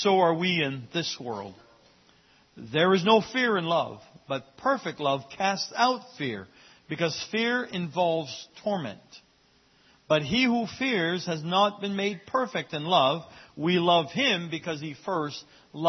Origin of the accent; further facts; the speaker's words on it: Fort Kent, Maine, United States; As a young child growing up in Fort Kent